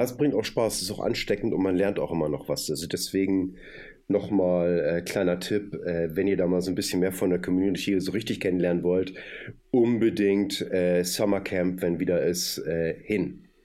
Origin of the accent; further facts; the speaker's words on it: Hamburg, Germany; ich komme aus Hamburg und bin so ein Fischkopf